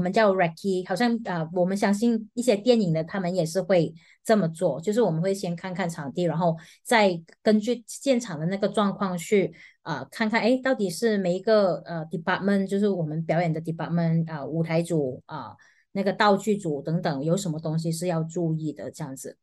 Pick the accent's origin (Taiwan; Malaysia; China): Malaysia; 我们马来西亚人